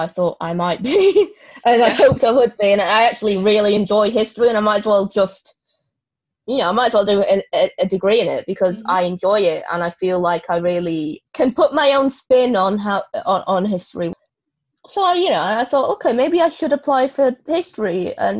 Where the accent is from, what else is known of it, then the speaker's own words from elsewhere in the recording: Manchester, North West England, United Kingdom; I'm from Manchester